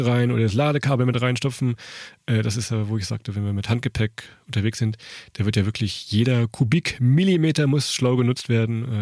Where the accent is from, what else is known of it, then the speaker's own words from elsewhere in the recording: Germany; wir kommen von der Weser